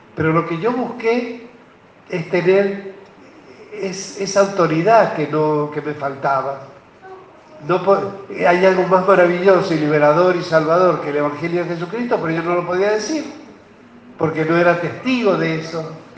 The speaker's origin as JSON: {"language": "Spanish", "town": "Albardón", "region": "San Juan", "country": "Argentina", "also_born_or_lived": "Buenos Aires", "moved": "yes", "said": "somos de familia de Bardón"}